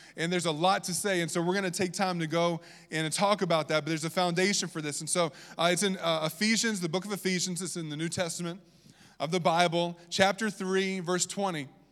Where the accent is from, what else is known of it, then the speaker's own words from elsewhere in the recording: Virginia, United States; accent: southern; that's my southern accent coming out, I'm from Virginia.